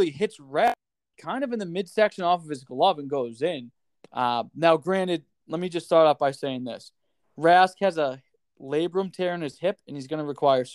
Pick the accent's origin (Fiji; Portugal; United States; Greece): United States; Philadelphia, Pennsylvania; accent: Philly; moved away; I like to say water as like a Philly thing